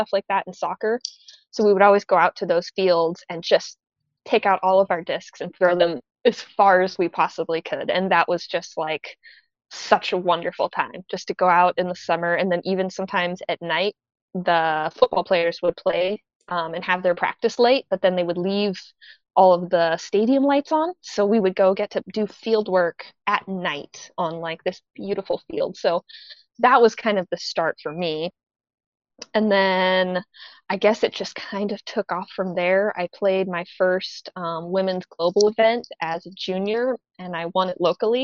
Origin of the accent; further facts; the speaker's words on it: Spokane, Washington, United States; I come from Spokane, Washington in the Northwest